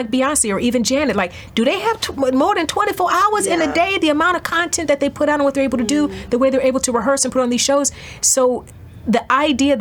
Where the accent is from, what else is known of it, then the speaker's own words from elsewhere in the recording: East Cleveland, Ohio, United States; I'm from East Cleveland.